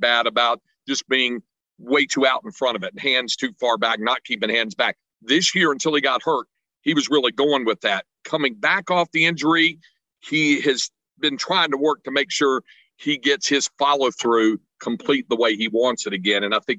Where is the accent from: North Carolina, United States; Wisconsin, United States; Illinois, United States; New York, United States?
North Carolina, United States; I grew up in the state of North Carolina